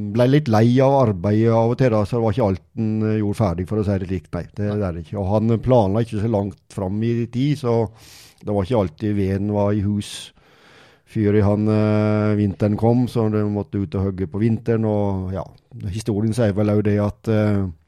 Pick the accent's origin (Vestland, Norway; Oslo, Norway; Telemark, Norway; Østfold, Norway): Telemark, Norway; Morgedal; Jeg er født og oppvokst i Mørgedal